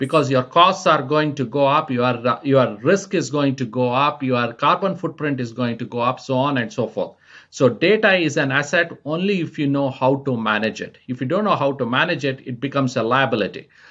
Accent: India; moved away as an adult; also born or lived in France / United States; now in Spain; I was born and raised in India

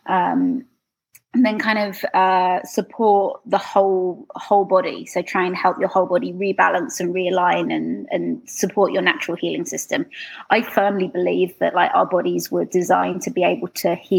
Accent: London, United Kingdom; moved away as an adult; now in Canada; If you can't tell from my accent, I'm from London, England.

